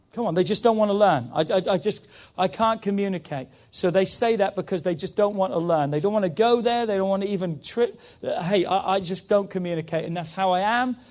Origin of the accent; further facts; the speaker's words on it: England, United Kingdom; moved away; because I'm English